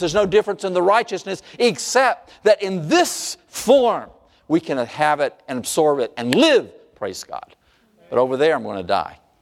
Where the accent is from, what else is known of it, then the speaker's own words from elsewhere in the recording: North Carolina, United States; I grew up in North Carolina